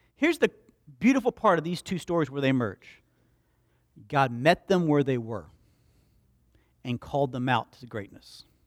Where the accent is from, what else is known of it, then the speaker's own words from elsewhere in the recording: Slapout, Alabama, United States; I was raised in Slapout, Alabama.